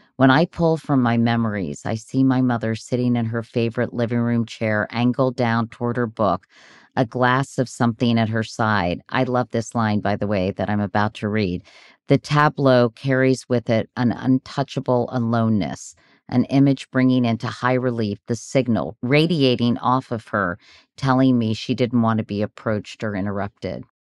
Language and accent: English; Virginia, United States; I grew up in Virginia